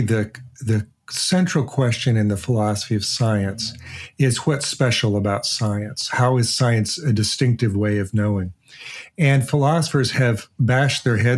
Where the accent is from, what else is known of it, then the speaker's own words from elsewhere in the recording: Portland, Oregon, United States; I grew up in Portland, Oregon.